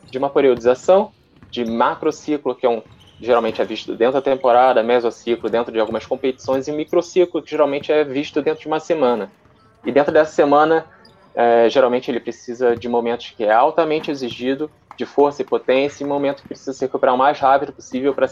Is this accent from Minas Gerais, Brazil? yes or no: no; Rio de Janeiro, Brazil; moved away as an adult; now in São Paulo, Brazil; Eu, eu vim do Rio, estou morando aqui em São Paulo há uns cinco meses.